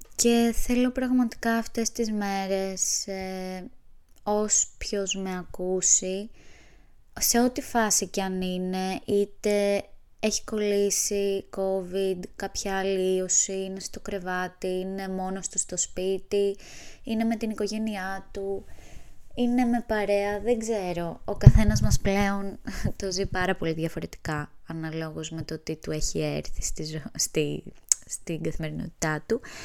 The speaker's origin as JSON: {"language": "Greek", "area": "Kefalonia", "region": "Ionian Islands", "country": "Greece", "moved": "yes", "lives_now": "Athens, Greece", "said": "Βρίσκομαι στο χωριό μου στην Κεφαλονιά"}